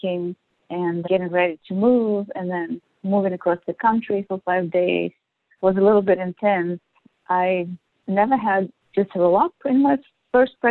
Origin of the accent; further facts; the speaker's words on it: Belarus; moved away as an adult; now in Los Angeles, United States; I am originally from Belarus, which is a small country in Europe right next to Russia